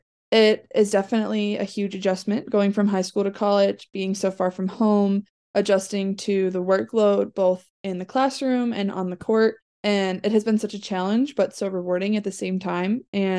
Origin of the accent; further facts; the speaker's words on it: Illinois, United States; I am originally from the Chicagoland area.